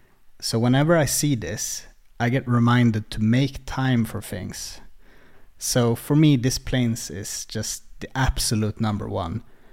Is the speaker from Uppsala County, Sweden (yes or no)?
yes; Uppsala, Uppsala County, Sweden; English is a second language; I get kind of nostalgic for where I grew up in Uppsala. It's called Årsta